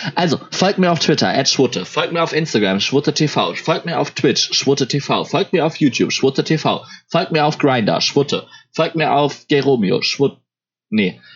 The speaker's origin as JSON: {"language": "German", "area": "Ruhr area", "region": "North Rhine-Westphalia", "country": "Germany", "moved": "yes", "said": "ich komme ja ursprünglich aus dem Ruhrport"}